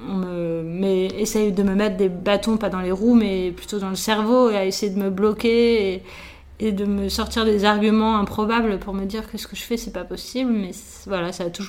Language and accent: French; Nice, Provence-Alpes-Côte d'Azur, France; born or raised there; also born or lived in Paris